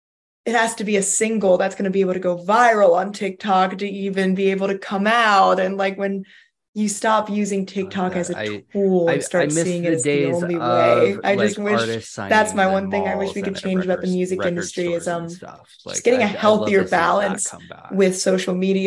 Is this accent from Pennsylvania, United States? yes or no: yes; Philadelphia, Pennsylvania, United States; Philadelphia, because it's my hometown